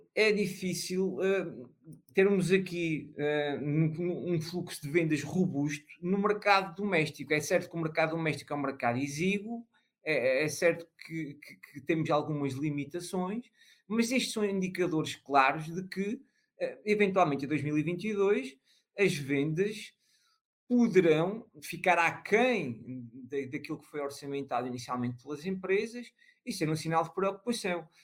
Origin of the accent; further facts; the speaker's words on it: Peniche, Centro, Portugal; aqui da minha terra, que é Peniche